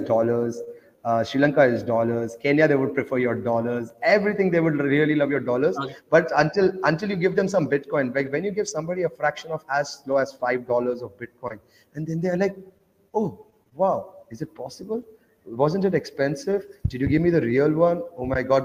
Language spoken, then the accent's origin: English; Oman; also born or lived in India; I grew up in Oman, though. Uh, that's next to Dubai, so I grew up in a Muslim country